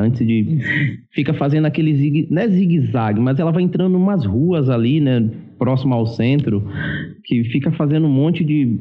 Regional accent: Bahia, Brazil; eu sou baiano

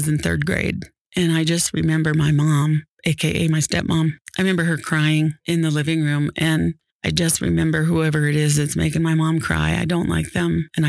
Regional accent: Illinois, United States; also born or lived in Missouri; Midwest, Illinois, Missouri.

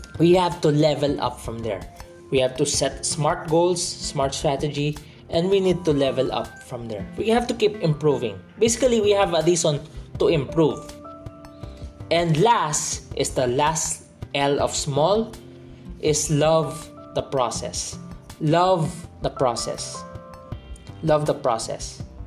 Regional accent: Philippines; I'm from the Philippines

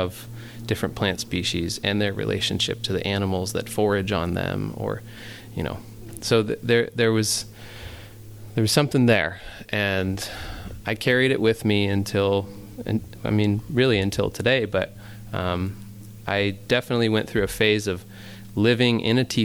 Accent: Ojai, California, United States; also born or lived in Huntington Beach, California; I grew up in Ojai, and it's a very, like, sort of New Age spiritual bubble

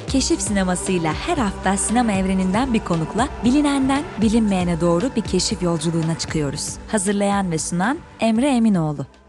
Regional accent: Bolu, Bolu Province, Turkey; moved away as an adult; also born or lived in Beypazarı, Ankara; now in Istanbul, Turkey; Beypazarı'nda doğdum. Ankara'nın ilçesinde. Ee, Beypazarı'nda 7 yaşına kadar yaşadıktan sonra ailemin işi gereği Bolu'ya taşındık. Ee, ortaokul ve lise hayatımı Bolu'da geçirdikten sonra üniversiteyi kazandığımda İstanbul'a geldim

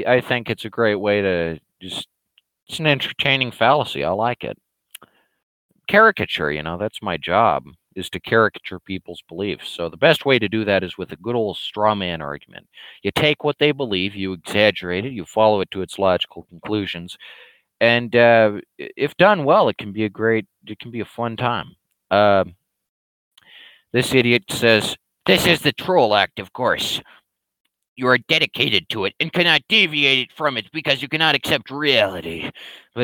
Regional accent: United States; I'm an American

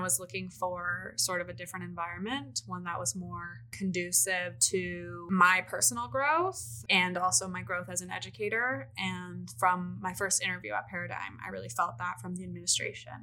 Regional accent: Missoula, Montana, United States; moved away as an adult; also born or lived in Boise, Idaho; I grew up in Missoula, Montana, and I went to school at the University of Montana

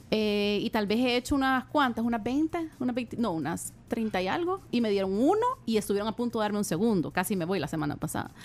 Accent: El Salvador; somos dos salvadoreñas

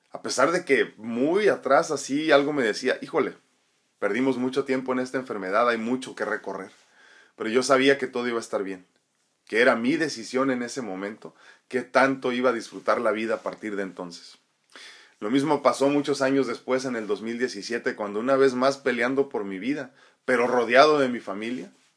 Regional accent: Tijuana, Baja California, Mexico; also born or lived in San Diego, California; originalmente nací en San Diego, California, pero me he criado en Tijuana y, y entre San Diego y Tijuana

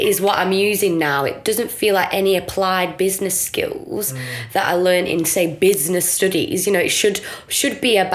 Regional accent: Blackburn, North West England, United Kingdom; I'm just from Blackburn

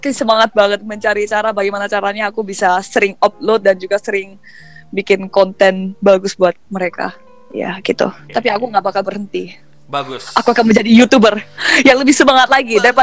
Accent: South Korea; first language Korean; Indonesian is a second language; tapi ada bedanya mungkin karena aku orang Korea kan jadi mereka berani ngomong ke gue gitu pakai bahasa Korea

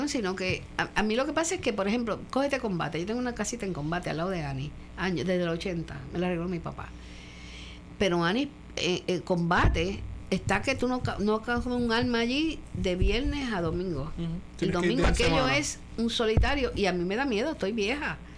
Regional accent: Mayagüez, Puerto Rico; now in San Juan, Puerto Rico; Porque como yo no me crié aquí, mi marido murió, mm, me vine de Mayagüez a San Juan, que es donde yo podía tener un poco de periferia.

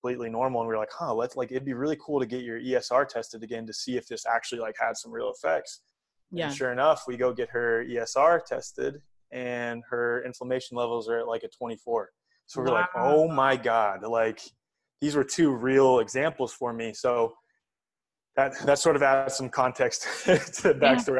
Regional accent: United States; growing up in the United States

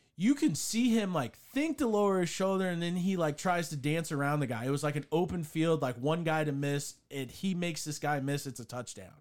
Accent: St. Louis, Missouri, United States; growing up in Saint Louis, like, where we're from, you hate every Boston team there is

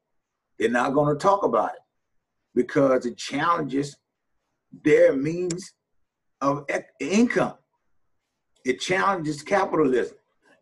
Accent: New Orleans, Louisiana, United States; I'm from New Orleans

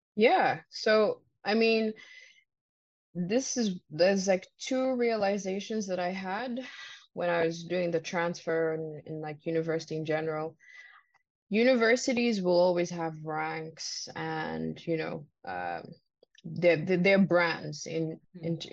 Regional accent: Uganda; moved away as an adult; also born or lived in Vancouver, Canada / Victoria, Canada; now in Canada; I came on my own from Uganda um, 2016 in um, August

